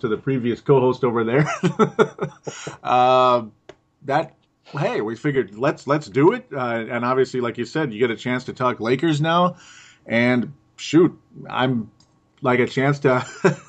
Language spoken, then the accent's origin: English; Golden Valley, Minnesota, United States; I'm from Golden Valley, Minnesota